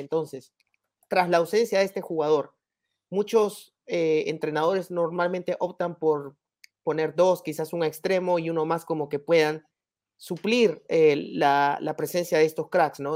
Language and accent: Spanish; Peru